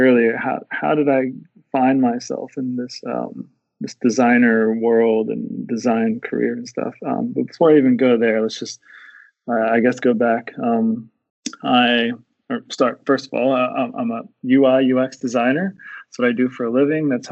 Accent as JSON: {"language": "English", "region": "Texas", "country": "United States", "moved": "as an adult", "lives_now": "Perth, Australia", "said": "I'm originally from Texas. If you haven't told yet from my accent, I'm currently living in Australia"}